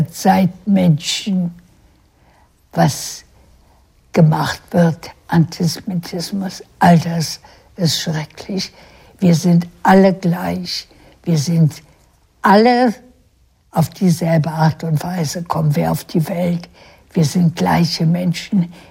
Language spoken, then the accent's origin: German; Berlin, Germany; Wo ich geboren bin, ist Deutschland.